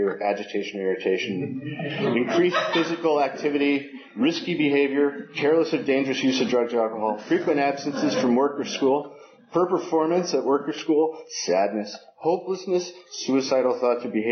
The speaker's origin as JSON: {"language": "English", "town": "San Francisco", "region": "California", "country": "United States", "tie": "born or raised there", "said": "I was raised in San Francisco"}